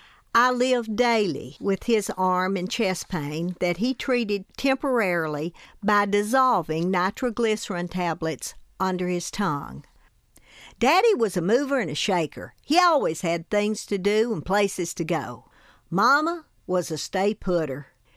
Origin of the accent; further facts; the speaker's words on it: Tennessee, United States; I grew up in Hancock County in Upper East Tennessee in the foothills of the Smoky Mountains.